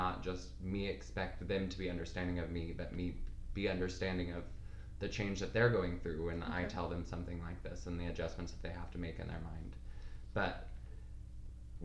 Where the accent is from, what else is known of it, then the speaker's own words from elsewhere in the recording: Oklahoma, United States; I was born and raised in Oklahoma